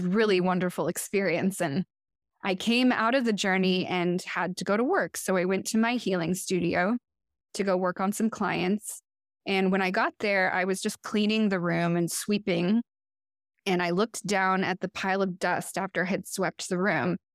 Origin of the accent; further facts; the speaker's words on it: Portland, Oregon, United States; now in Chicago, United States; from Portland, Oregon, which is where I had grown up.